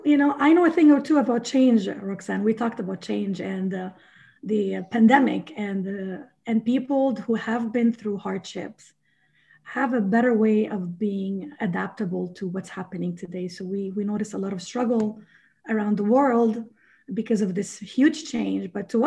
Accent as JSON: {"language": "English", "country": "Sierra Leone", "tie": "born there", "said": "I was born in Sierra Leone, West Africa. So, and I've seen the poverty."}